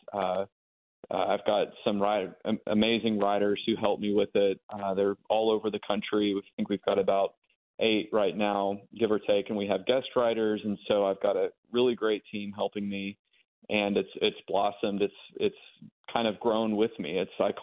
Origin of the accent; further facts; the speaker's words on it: Memphis, Tennessee, United States; now in Nashville, United States; I'm originally born and raised in Memphis, Tennessee